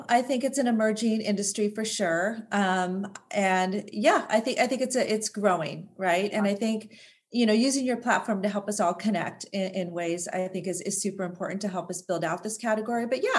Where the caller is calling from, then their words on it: Seattle, Washington, United States; Calling in from sunny Seattle, Washington.